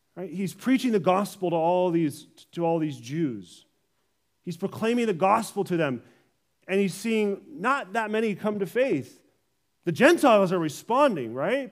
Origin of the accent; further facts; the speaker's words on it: California, United States; now in Vancouver, Canada; I'm originally from California